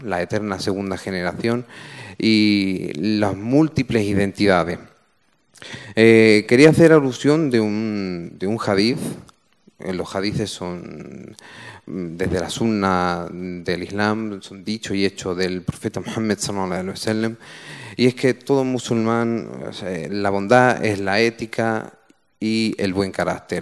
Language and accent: Spanish; Málaga, Andalusia, Spain; yo soy natural de Málaga, yo soy hijo de migrantes